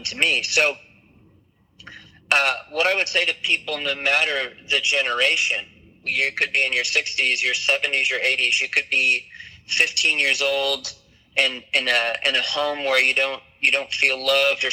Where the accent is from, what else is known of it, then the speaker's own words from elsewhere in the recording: Michigan, United States; I grew up in Michigan